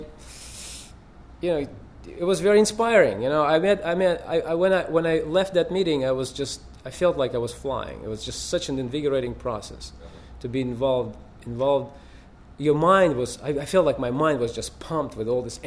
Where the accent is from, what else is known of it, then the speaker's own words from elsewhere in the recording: Russia; now in United States; I come from Russia